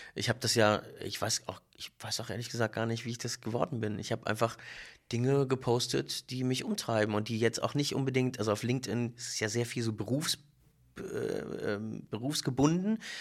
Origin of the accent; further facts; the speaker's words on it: Berlin, Germany; ich bin Berliner und hab, äh, israelische Wurzeln